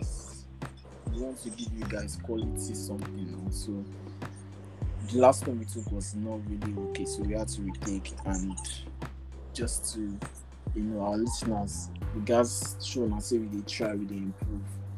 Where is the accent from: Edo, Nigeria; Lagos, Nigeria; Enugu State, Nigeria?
Lagos, Nigeria; I was born and bred in Lagos